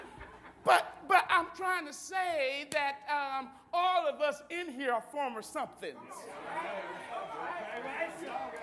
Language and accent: English; Akron, Ohio, United States; I'm the only one in my immediate family when I grew up in Akron that go to church